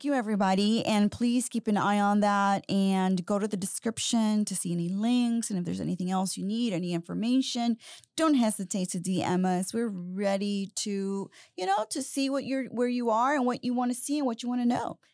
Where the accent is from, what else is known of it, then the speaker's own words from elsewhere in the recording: Houston, Texas, United States; the city of Houston, which I'm obsessed with, and I grew up in the North Side